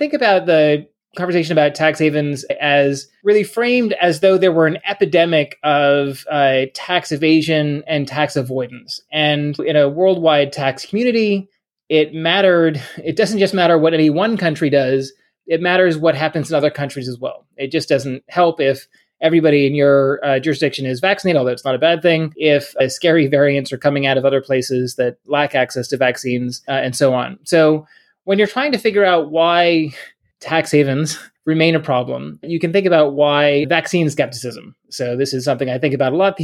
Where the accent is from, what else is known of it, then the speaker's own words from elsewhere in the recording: Bahamas; now in United States; I grew up in a tax haven. I grew up in the Bahamas.